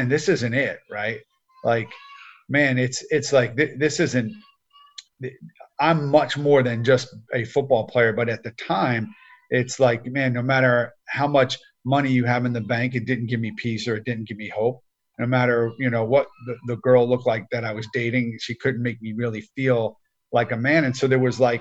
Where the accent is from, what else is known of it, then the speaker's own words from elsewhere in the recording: New Jersey, United States; I grew up in New Jersey